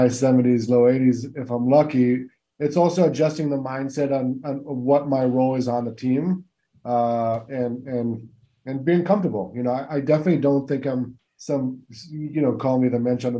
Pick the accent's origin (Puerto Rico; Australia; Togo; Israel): Israel; also born or lived in West Coast, United States; now in East Coast, United States; as an Israeli who was born and raised in Israel